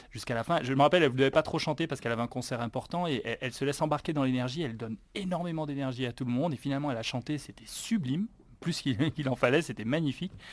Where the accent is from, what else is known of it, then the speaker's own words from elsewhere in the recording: Guadeloupe; peut-être parce que je viens de Guadeloupe et qu'on rigole beaucoup aux Antilles, on aime bien rigoler.